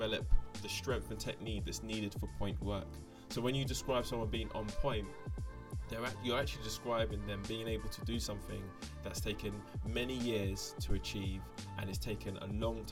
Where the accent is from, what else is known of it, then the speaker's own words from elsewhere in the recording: London, United Kingdom; I am a Londoner